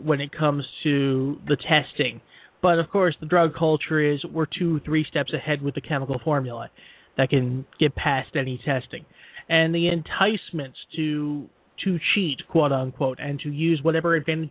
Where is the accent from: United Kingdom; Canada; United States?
United States; I'm from Philly, okay? I'm from South Jersey.